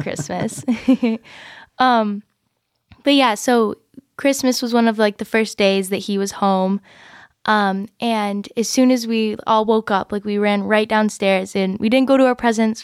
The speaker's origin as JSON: {"language": "English", "region": "Michigan", "country": "United States", "tie": "born or raised there", "said": "I grew up in Michigan. Um, I've lived here my whole life."}